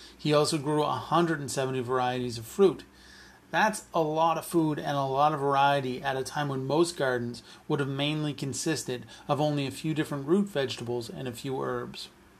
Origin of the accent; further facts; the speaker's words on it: Canada; As a Canadian